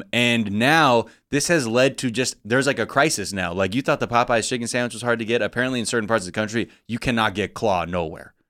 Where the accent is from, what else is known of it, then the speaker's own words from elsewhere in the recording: Los Angeles, California, United States; I'm from the Valley